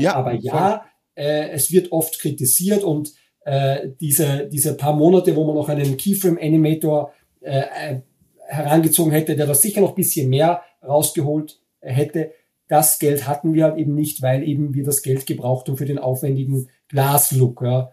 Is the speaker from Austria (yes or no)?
yes; Linz, Upper Austria, Austria; moved away as an adult; also born or lived in Vienna; now in Germany; Äh, ich bin in Wien geboren, aber nur geboren. Ich bin aufgewachsen in Linz in Oberösterreich